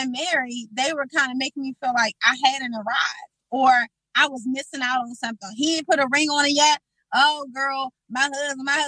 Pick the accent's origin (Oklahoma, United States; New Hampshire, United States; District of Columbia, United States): District of Columbia, United States; Washington; I grew up on Kennedy Street